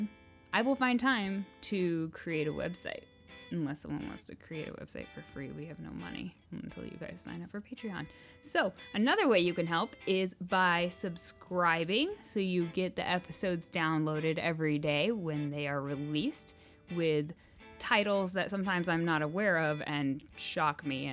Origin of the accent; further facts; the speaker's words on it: Kansas, United States; we're from Kansas